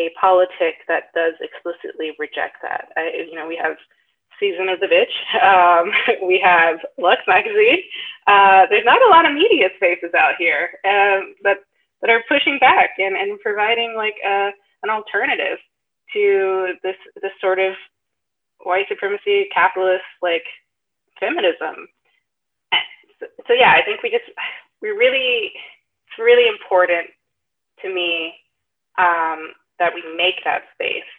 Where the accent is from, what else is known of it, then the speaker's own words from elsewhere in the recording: the South, United States; I grew up in the South as well